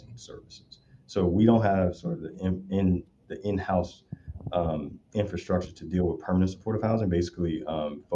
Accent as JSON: {"language": "English", "town": "Chicago", "region": "Illinois", "country": "United States", "tie": "born or raised there", "moved": "yes", "lives_now": "California, United States", "said": "I grew up in Southside Chicago"}